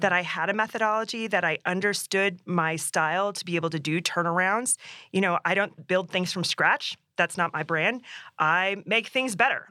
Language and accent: English; Alaska, United States; now in Colorado, United States; growing up in Alaska